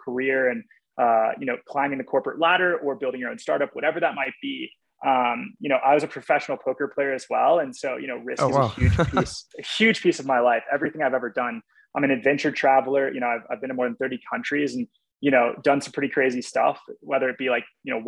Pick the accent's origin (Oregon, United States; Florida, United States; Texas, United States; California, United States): Texas, United States; moved away as an adult; also born or lived in Los Angeles; I grew up in Texas